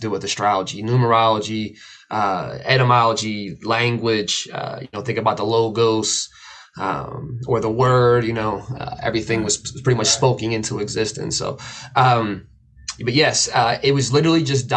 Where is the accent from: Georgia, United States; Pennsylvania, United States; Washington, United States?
Pennsylvania, United States; outside of Philadelphia; I grew up right outside of Philly, so it was a really rough area